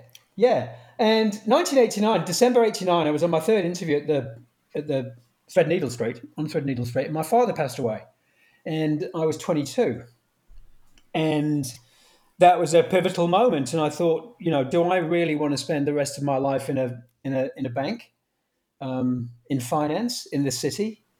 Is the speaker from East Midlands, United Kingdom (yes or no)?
yes; Buxton, East Midlands, United Kingdom; born or raised there; moved away as an adult; also born or lived in Stockport / Durham / London / New Zealand